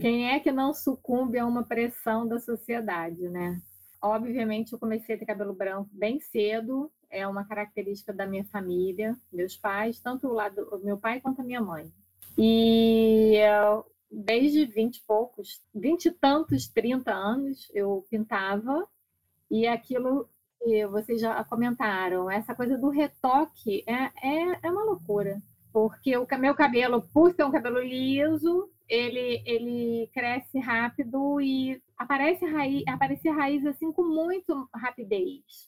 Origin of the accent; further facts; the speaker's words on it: Niterói, Rio de Janeiro, Brazil; Eu sou de Niterói, do Rio de Janeiro